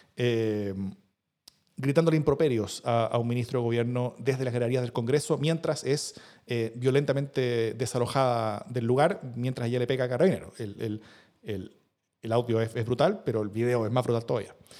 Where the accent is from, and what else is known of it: Chile